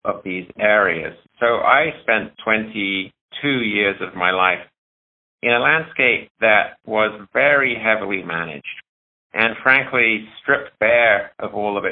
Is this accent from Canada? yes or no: no; United Kingdom; moved away as an adult; now in Missoula, United States; back in the UK, where I learned my original philosophies of wildlife and animals